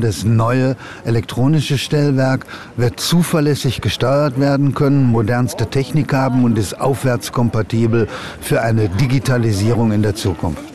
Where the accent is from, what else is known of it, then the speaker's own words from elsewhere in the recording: Bavaria, Germany; bei uns in Bayern